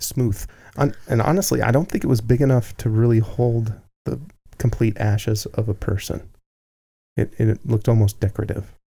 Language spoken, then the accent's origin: English; Salt Lake City, Utah, United States; growing up in downtown Salt Lake City